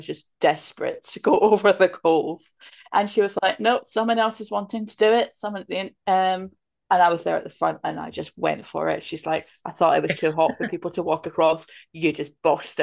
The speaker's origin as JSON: {"language": "English", "region": "Scotland", "country": "United Kingdom", "tie": "born or raised there", "said": "the village I grew up in Scotland"}